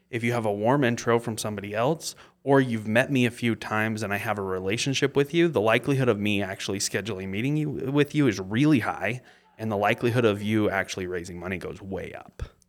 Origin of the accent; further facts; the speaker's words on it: Mapleton, Utah, United States; I was born in Mapleton and I live in Mapleton still.